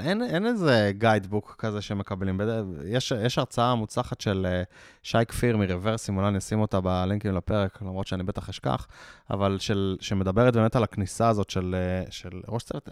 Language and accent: Hebrew; Israel; אנחנו ישראלים